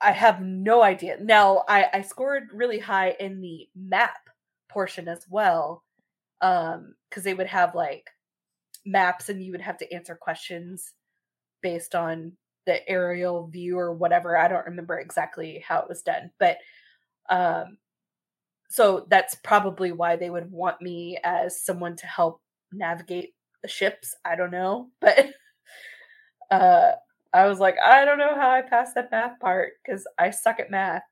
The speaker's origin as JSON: {"language": "English", "region": "Texas", "country": "United States", "said": "we are from Texas."}